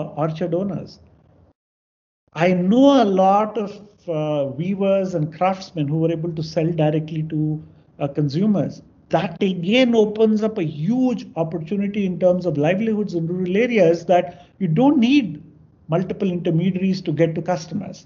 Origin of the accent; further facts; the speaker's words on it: Andhra Pradesh, India; I'm from Andhra